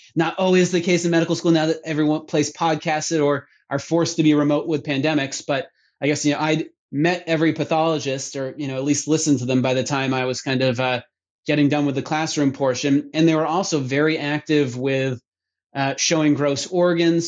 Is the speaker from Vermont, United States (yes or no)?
yes; Vermont, United States; moved away; I grew up in Vermont, uh, being a ski patroller